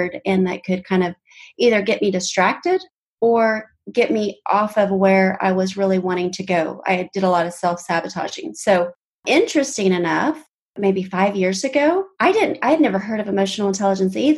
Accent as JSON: {"language": "English", "town": "Tulsa", "region": "Oklahoma", "country": "United States", "tie": "born or raised there", "said": "I grew up in Tulsa, Oklahoma"}